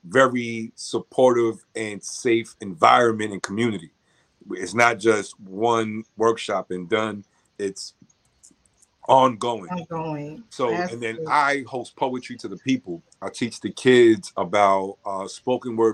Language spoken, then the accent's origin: English; New York City, New York, United States; I'm from the Bronx